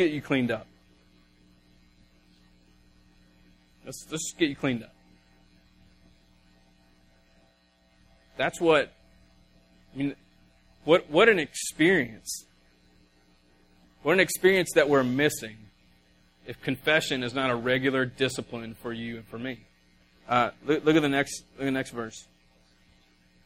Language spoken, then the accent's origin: English; the South, United States; we're from the South and we talk funny